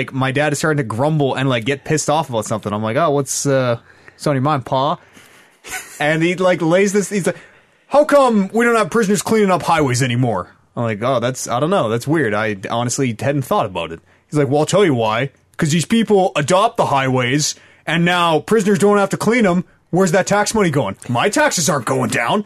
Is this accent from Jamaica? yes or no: no; Canada; my wilderness identification number as a Canadian